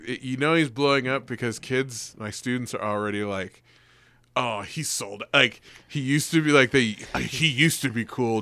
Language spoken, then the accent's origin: English; the Bay Area, California, United States; we're all from the Bay